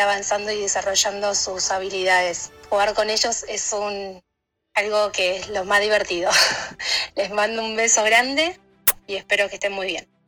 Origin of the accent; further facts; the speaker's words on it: Villa Ballester, Buenos Aires Province, Argentina; soy de Barrio de Villa Ballester